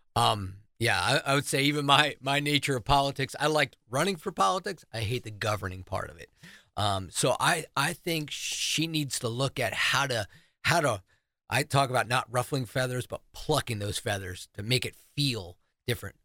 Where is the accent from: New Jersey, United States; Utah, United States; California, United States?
New Jersey, United States; now in South Carolina, United States; I'm from New Jersey